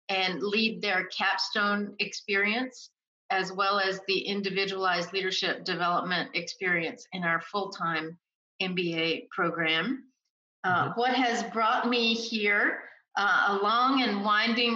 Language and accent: English; North Carolina, United States; moved away as an adult; also born or lived in New York City / New Orleans / West Africa; now in College Station, United States; I'm an East Coast person, born and raised in North Carolina, attended school up and down the East Coast